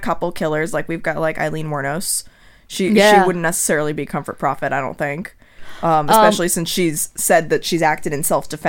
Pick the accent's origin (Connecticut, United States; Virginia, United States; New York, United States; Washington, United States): Connecticut, United States; Trumbull; I grew up in Trumbull, Connecticut, about half an hour to 45 minutes north of there.